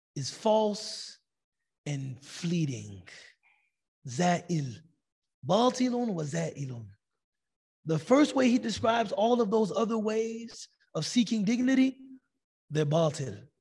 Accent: United States; Ana min America. I'm from America

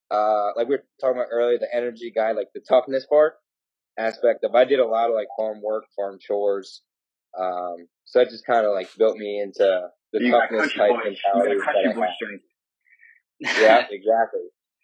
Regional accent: La Plata, Maryland, United States; I've grown up in Maryland my whole life.

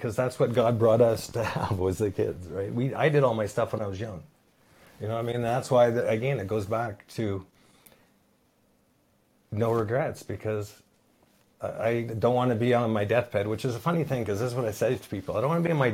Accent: Vancouver, British Columbia, Canada; I was from Vancouver

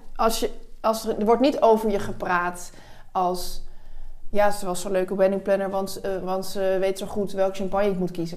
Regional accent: Netherlands; als Hollanders

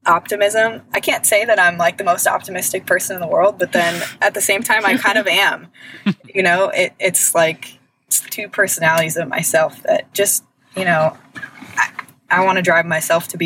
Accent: Westlake Village, California, United States; also born or lived in upstate New York; I moved back home to California

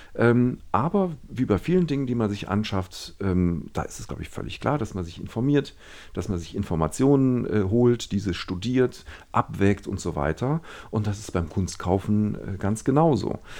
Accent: Düsseldorf, North Rhine-Westphalia, Germany; Ich bin ja in Düsseldorf geboren und aufgewachsen, zur Schule gegangen

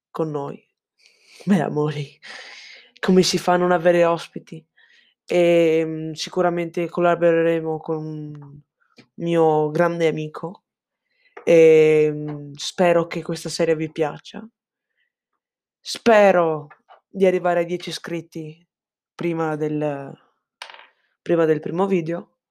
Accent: Cordenons, Friuli-Venezia Giulia, Italy; sono, ho 14 anni, sono di Cordenonso, in provincia di Pordenone

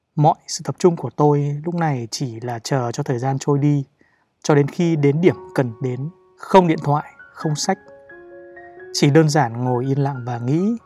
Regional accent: Ninh Binh, Vietnam; moved away as an adult; also born or lived in Hanoi; Quê tôi thì ở Ninh Bình

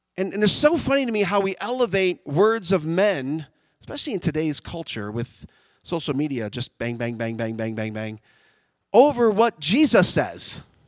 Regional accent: United States; I'm an American. I love America. I love where I live

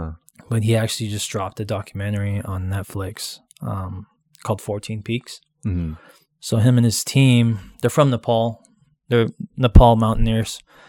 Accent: Hawaii, United States; moved away; Growing up in Hawaii

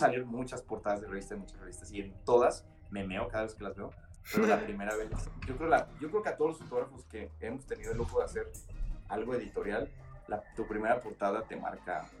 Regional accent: Culiacán, Sinaloa, Mexico; moved away as an adult; also born or lived in Monterrey / Barcelona; now in Mexico City, Mexico; soy de Culiacán

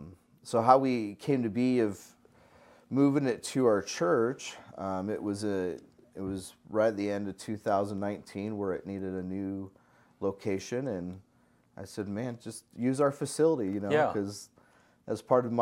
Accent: Salt Lake City, Utah, United States; also born or lived in Northern California; Yeah, I mean, originally I grew up in Utah, in Salt Lake City, Utah, and then part of my life, and the other part of my life was in Northern California

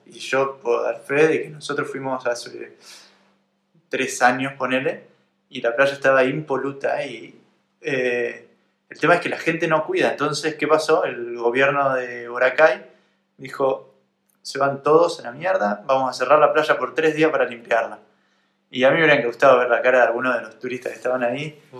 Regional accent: Argentina; estábamos en mi país

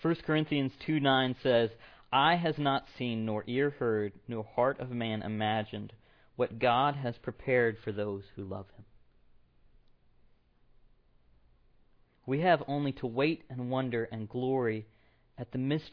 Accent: Tennessee, United States; moved away as an adult; now in Iowa, United States; I'm from Tennessee. That's my hometown.

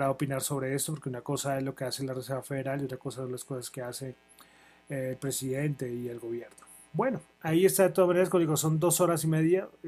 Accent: Colombia; Soy de Colombia, no voy a resaltar nada en especial.

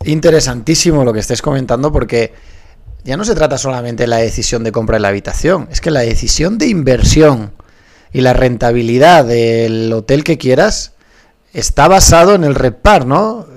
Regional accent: Spain; soy español y en España nos costaba aprender inglés

